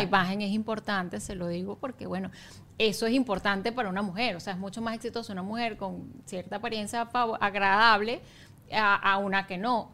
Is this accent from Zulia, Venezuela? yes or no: no; Valencia, Carabobo, Venezuela; moved away as an adult; also born or lived in Caracas; now in Margarita, Venezuela; Yo soy de Valencia a Margarita